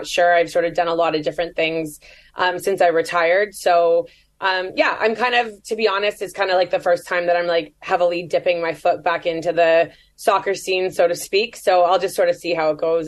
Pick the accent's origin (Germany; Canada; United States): Canada; I'm Canadian